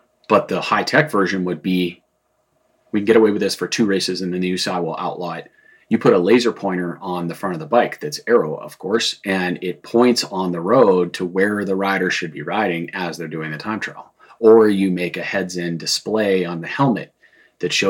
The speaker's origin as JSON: {"language": "English", "town": "Boulder", "region": "Colorado", "country": "United States", "tie": "born or raised there", "said": "I grew up in Boulder. We had a home in the foothills above Boulder."}